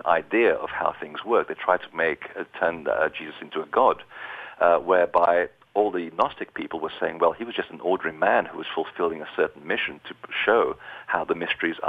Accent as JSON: {"language": "English", "country": "Portugal", "tie": "born or raised there", "said": "I was born in Portugal"}